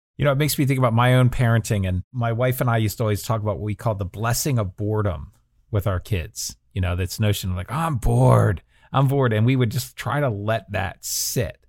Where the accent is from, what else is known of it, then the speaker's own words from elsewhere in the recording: New Jersey, United States; I grew up in New Jersey